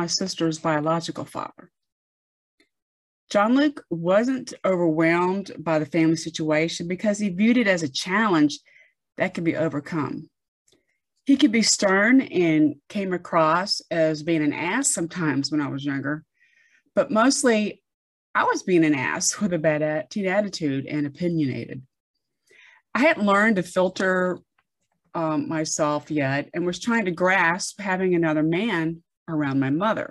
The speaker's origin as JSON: {"language": "English", "area": "near Fort Benning", "region": "Georgia", "country": "United States", "tie": "born or raised there", "said": "I grew up near Fort Benning"}